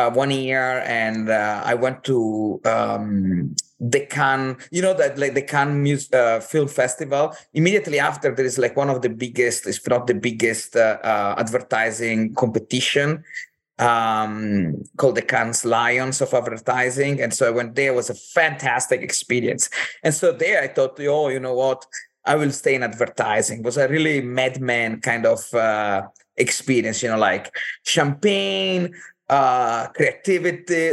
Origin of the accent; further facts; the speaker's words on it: Cortina d'Ampezzo, Veneto, Italy; moved away; I'm from Italy originally. I grew up in this little town called Cortina d'Ampezzo